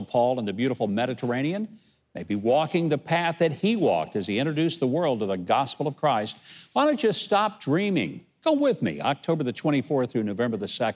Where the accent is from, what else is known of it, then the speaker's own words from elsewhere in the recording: Arkansas, United States; You're from Arkansas. Yeah, I am. Proud of it.